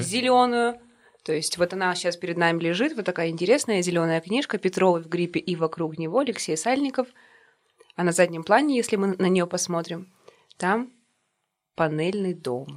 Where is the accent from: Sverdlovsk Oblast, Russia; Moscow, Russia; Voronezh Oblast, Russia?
Sverdlovsk Oblast, Russia; Yekaterinburg; мы угу. коренные жители этого города